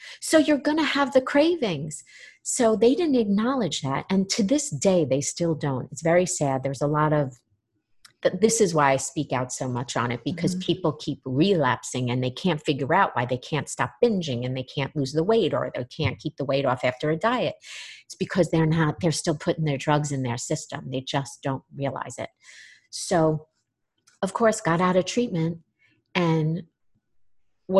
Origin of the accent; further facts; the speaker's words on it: New York, United States; moved away as an adult; also born or lived in Florida; I grew up in New York, came down to Florida to go to treatment. I was 21.